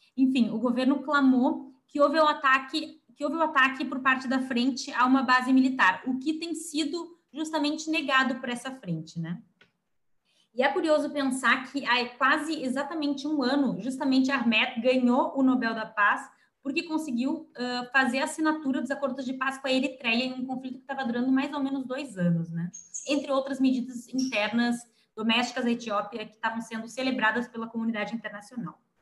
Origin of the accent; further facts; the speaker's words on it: Brazil; A gente é brasileiro